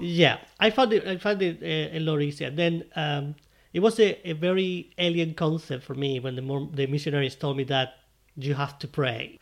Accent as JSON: {"language": "English", "country": "Spain", "second_language": "English", "moved": "yes", "said": "I'm from Spain"}